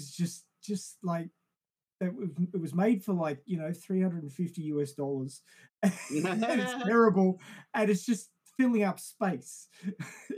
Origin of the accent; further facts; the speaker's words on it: Australia; I'm Australian